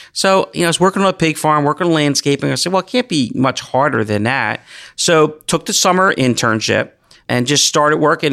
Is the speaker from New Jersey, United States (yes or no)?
yes; Gloucester County, New Jersey, United States; I grew up right here in Gloucester County